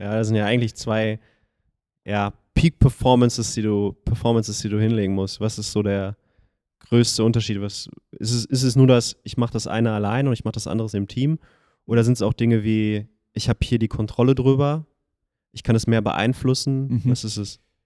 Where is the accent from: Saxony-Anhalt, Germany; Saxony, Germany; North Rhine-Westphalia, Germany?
North Rhine-Westphalia, Germany; Schwerte; da wo ich aufgewachsen bin in Schwerte